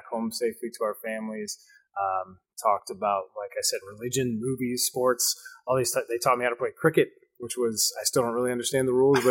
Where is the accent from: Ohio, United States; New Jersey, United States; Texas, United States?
Ohio, United States; Richwood; I grew up in a very small town that probably no one's heard of that's listening to this. It's Richwood, Ohio, right outside of Marysville. Has about 2,000 people, maybe two light stops in the town. Very small, but that's where I grew up. It's a rural area.